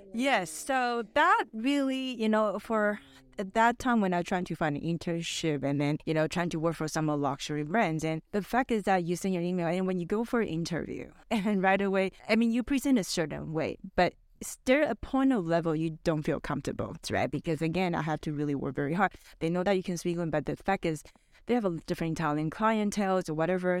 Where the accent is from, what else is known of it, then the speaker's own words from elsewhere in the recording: Vancouver, British Columbia, Canada; my parents are actually from Taiwan, I'm Taiwanese, but I grew up in Vancouver